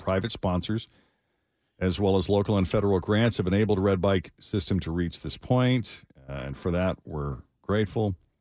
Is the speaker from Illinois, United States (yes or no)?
no; Lexington, Massachusetts, United States; moved away; I went back to my hometown just outside Boston, Lexington, Massachusetts